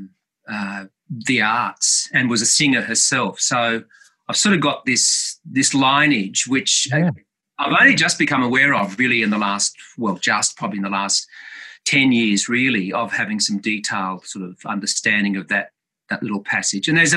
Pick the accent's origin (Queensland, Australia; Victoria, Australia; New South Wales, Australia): New South Wales, Australia; Tamworth; I was born in Tamworth, and my parents were very much the mainstays of the musical theatre company there